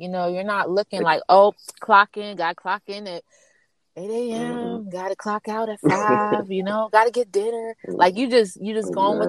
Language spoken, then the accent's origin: English; Maryland, United States; also born or lived in Columbia; I was born in Maryland too.